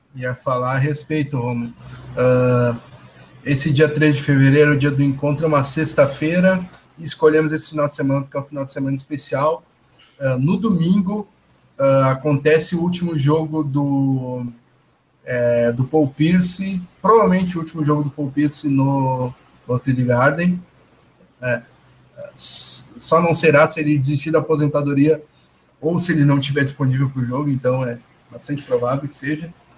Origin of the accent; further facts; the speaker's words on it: Porto Alegre, Rio Grande do Sul, Brazil; não sou de São Paulo, sou do, de Porto Alegre, no Rio Grande do Sul. Nota-se pelo meu sotaque